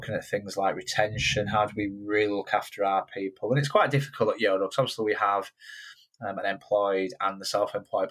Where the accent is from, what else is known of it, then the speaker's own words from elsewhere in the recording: Yorkshire and the Humber, United Kingdom; growing up in Yorkshire